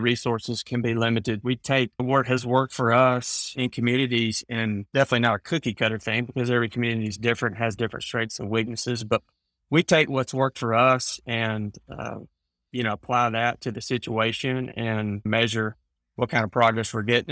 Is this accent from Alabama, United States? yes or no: yes; Alabama, United States; also born or lived in Mississippi; But Alabama's where I've grown up and lived.